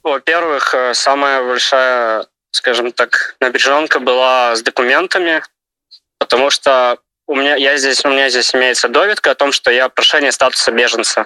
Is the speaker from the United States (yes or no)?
no; Ivatsevichy, Brest Region, Belarus; moved away as an adult; now in Ukraine; я родом из Беларуси, из города Ивацевичи, Брестская область